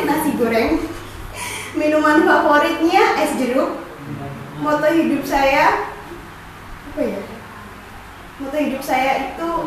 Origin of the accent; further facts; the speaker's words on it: Pati, Central Java, Indonesia; Perkenalkan … saya berasal dari Pati. Saya anak ketiga dari tiga bersaudara.